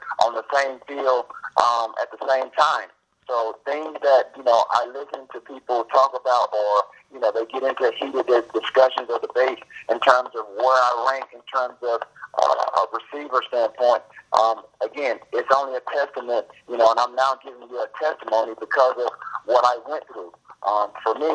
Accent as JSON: {"language": "English", "region": "the South", "country": "United States", "tie": "born or raised there", "said": "growing up in the South"}